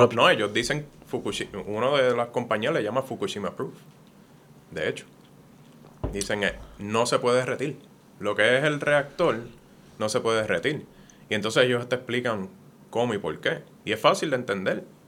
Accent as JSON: {"language": "Spanish", "country": "Puerto Rico", "moved": "as an adult", "lives_now": "United States", "said": "Yo sigo siendo puertorriqueño"}